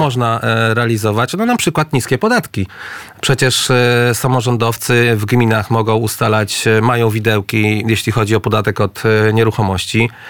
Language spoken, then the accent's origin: Polish; Lublin Voivodeship, Poland; ja pochodzę z Lubelszczyzny